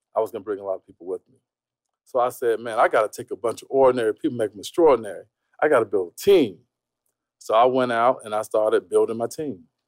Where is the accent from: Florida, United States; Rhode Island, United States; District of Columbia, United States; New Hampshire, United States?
Florida, United States; Tampa; Tampa, Florida, broke as hell. you know, I, I, grew up in a real poverty type situation.